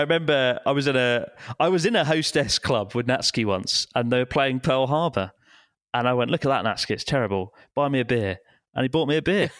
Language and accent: English; United Kingdom; now in Japan; British people, we are a bit more, I don't know, I think we keep our opinions to ourselves a bit more generally